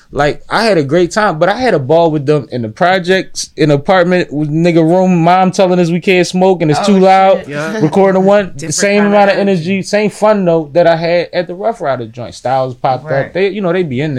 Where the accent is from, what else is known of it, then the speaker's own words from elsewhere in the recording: Philadelphia, Pennsylvania, United States; I'm from Philly. I'm from Philly